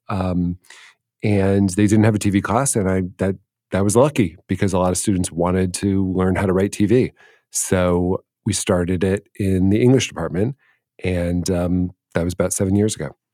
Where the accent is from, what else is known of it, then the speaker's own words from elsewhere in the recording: Washington, District of Columbia, United States; moved away as an adult; also born or lived in Los Angeles; I grew up in Washington, D C